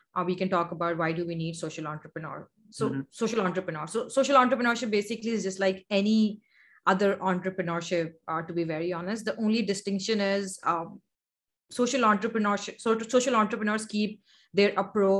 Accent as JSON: {"language": "English", "town": "Karachi", "region": "Sindh", "country": "Pakistan", "also_born_or_lived": "United States", "said": "I'm from Karachi, Pakistan."}